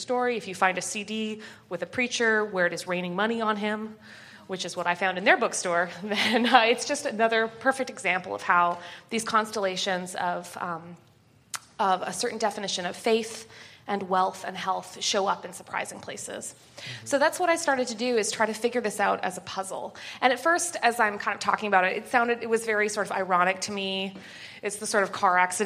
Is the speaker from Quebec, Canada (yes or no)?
no; Winnipeg, Manitoba, Canada; moved away as an adult; also born or lived in Connecticut; I'm Canadian, and I'm from the crappiest city in Canada. It's called Winnipeg